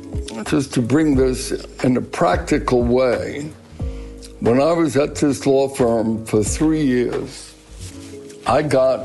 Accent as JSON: {"language": "English", "town": "Brooklyn", "region": "New York", "country": "United States", "tie": "born or raised there", "said": "You know, growing up in Brooklyn has been, in many ways, very important for my life. Number one, it was a melting pot, so that although my neighborhood was predominantly Jewish, there were enough immigrants, if you will, from Ireland, from Italy."}